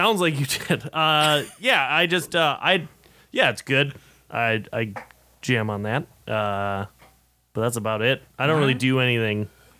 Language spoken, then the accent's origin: English; Stillwater, Minnesota, United States; Born and raised in Stillwater.